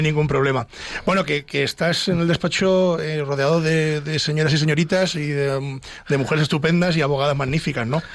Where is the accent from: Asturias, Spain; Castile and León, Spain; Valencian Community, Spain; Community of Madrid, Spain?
Castile and León, Spain; Ávila; de mi tierra, de Ávila